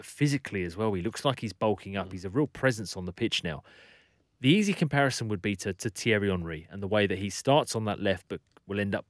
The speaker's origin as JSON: {"language": "English", "region": "England", "country": "United Kingdom", "moved": "yes", "lives_now": "Australia", "said": "I'm English"}